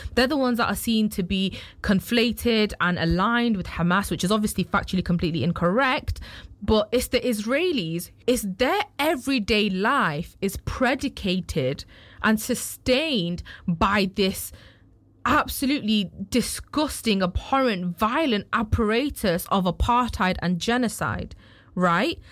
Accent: United Kingdom; as a British citizen

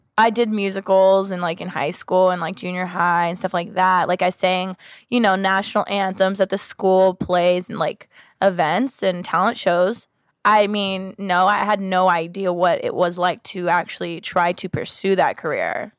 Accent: Los Angeles and Sacramento, California, United States; I grew up half here in L A and half in Sacramento

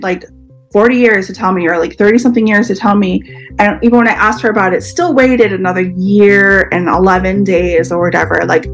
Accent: Eastern Massachusetts, United States; moved away as an adult; now in Honolulu, United States; I am from Eastern Massachusetts, but I now live in Honolulu, Hawaii.

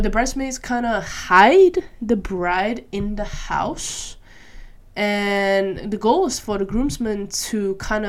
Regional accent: Malaysia; moved away as an adult; now in Netherlands; I grew up in Malaysia with a very interesting education system as well

